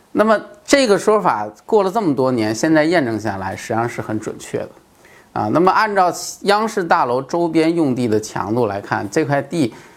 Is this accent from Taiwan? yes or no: no; China; 现在轮到我们中国人在搞